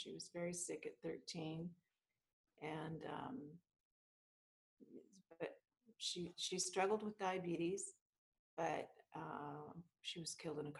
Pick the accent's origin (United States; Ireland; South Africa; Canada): Canada; Vancouver, British Columbia; I was born in Vancouver, British Columbia, Canada, and blessed. I had the two most incredible parents ever. And my parents are Portuguese. They immigrated to Canada